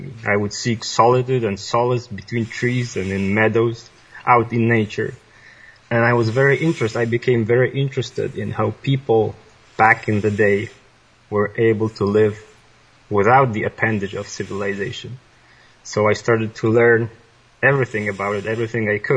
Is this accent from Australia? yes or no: no; Poland; English is a second language; moved away as an adult; now in British Columbia, Canada; I was born in Poland by the end of the communist era. And like any other child, I was thrown into the machine of the public schooling system